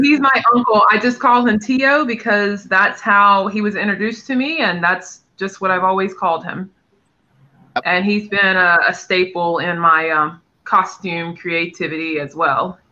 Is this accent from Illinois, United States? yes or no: no; North Carolina, United States; moved away; I'm from North Carolina originally